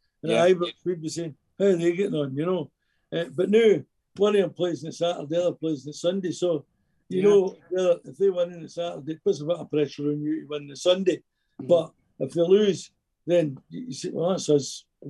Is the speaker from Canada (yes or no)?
no; Rutherglen, Scotland, United Kingdom; Rutherglen, my hometown